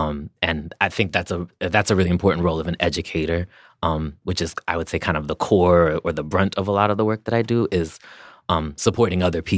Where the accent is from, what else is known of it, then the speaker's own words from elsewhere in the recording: Amherst, Massachusetts, United States; Because I'm from Massachusetts. I grew up in Massachusetts on